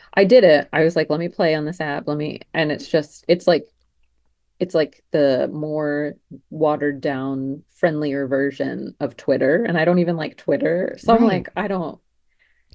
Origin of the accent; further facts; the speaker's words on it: New Jersey, United States; moved away as an adult; now in Charleston, United States; born and raised in New Jersey.